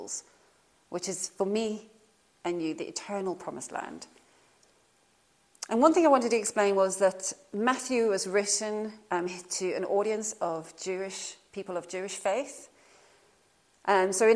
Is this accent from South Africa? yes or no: yes; South Africa; now in Norfolk, United Kingdom; I was born in South Africa